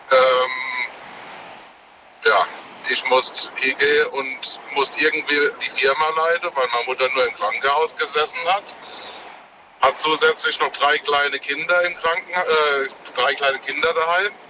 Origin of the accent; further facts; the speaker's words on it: Worms, Rhineland-Palatinate, Germany; Aus Worms.